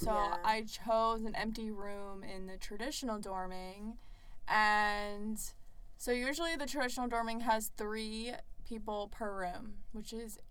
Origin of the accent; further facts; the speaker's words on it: Maryland, United States; moved away as an adult; now in South Florida, United States; I'm from Maryland.